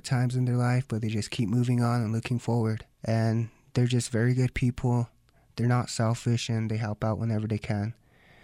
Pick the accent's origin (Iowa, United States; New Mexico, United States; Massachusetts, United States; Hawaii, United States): New Mexico, United States; Santo Domingo Pueblo; I am from the Pueblo, Santo Domingo